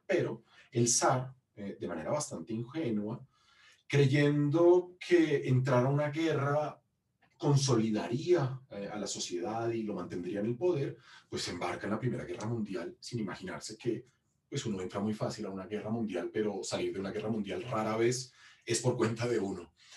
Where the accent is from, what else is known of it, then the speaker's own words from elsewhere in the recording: Colombia; moved away; soy un historiador colombiano que se formó en la Universidad